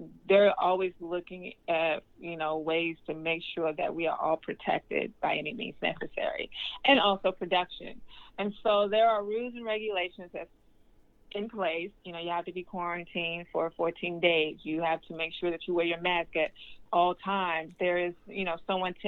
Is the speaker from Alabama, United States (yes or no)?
yes; Birmingham, Alabama, United States; moved away; I'm from Birmingham, Alabama